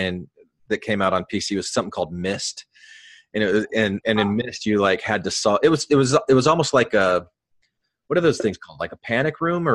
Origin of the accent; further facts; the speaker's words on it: Arizona, United States; I grew up in Arizona